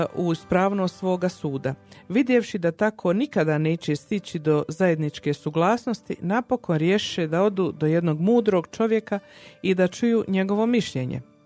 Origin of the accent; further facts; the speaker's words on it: Herzegovina, Bosnia & Herzegovina; now in Calgary, Canada; ja Hercegovka